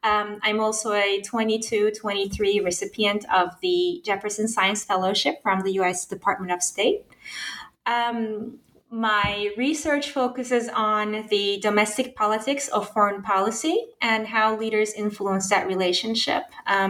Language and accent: English; Turkey; So I was born and raised in Turkey during the 1990s, late 80s, early 90s.